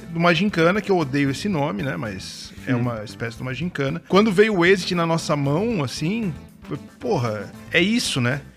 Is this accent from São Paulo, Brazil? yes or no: yes; São Paulo, Brazil; now in Santa Catarina, Brazil; eu sou de São Paulo, né? Eu passei minha infância inteira em São Paulo. Moro em Santa Catarina há muitos anos